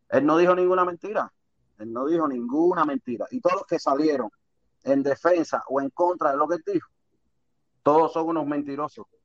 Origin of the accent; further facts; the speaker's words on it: Cuba; Todos somos cubanos, no somos hermanos.